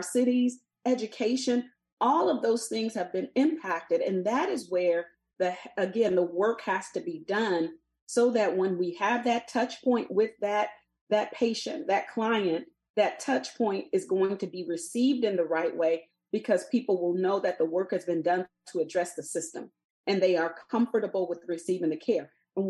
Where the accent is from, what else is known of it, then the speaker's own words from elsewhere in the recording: the South, United States; a person growing up in the South